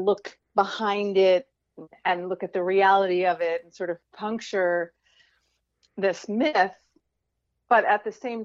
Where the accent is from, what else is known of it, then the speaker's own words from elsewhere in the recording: Westchester County, New York, United States; I grew up in Westchester County outside of Manhattan